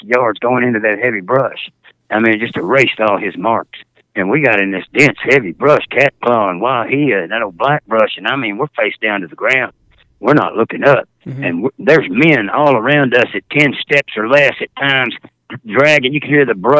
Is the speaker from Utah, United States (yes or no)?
no; Fort Worth, Texas, United States; I was from Fort Worth, Texas